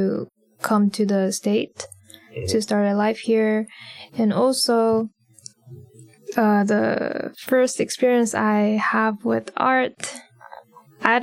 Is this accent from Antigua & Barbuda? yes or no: no; Shanghai, China; moved away as an adult; now in United States; I was born and raised in Shanghai, China